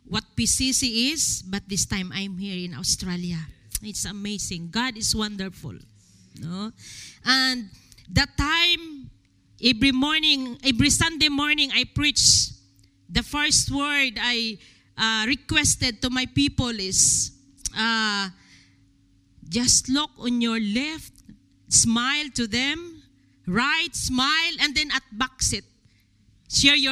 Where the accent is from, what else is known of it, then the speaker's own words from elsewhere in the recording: Philippines; It's a great pleasure for me as Filipino